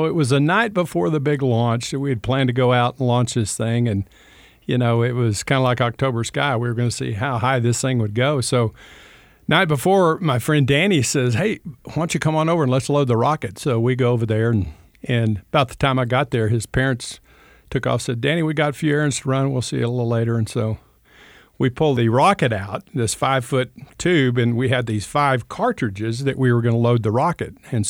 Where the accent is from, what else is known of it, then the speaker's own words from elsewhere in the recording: Texas, United States; born there; I was born in out in West Texas, and on the plains of West Texas, not a lot to do out there, just flat prairie